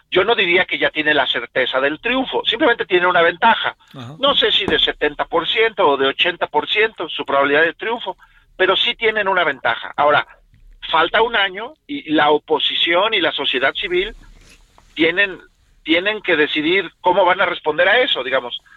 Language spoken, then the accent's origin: Spanish; Mexico; a mí como ciudadano mexicano